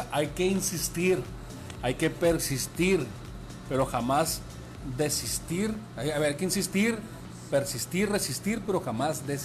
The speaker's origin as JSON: {"language": "Spanish", "town": "San Blas", "region": "Sinaloa", "country": "Mexico", "lives_now": "Los Mochis, Mexico", "said": "mejor yo soy de San Blas el Fuerte, aquí cerquita de la ciudad de los moches"}